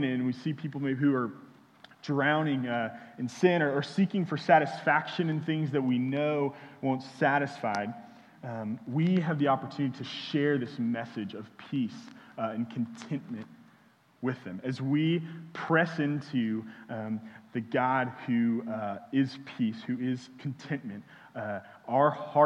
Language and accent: English; Houston, Texas, United States; now in Austin, United States; I'm from Houston